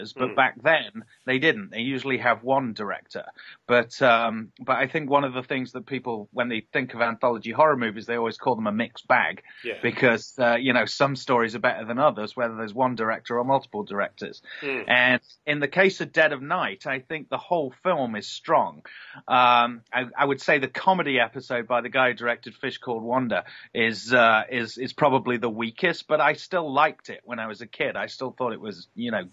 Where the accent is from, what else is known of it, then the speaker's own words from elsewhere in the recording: Nottingham, East Midlands, United Kingdom; moved away as an adult; now in Los Angeles, United States; I'm from Nottingham originally